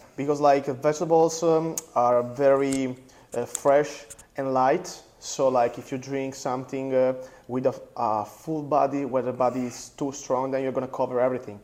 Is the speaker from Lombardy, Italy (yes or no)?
no; Apulia, Italy; English is a second language; close by my, my hometown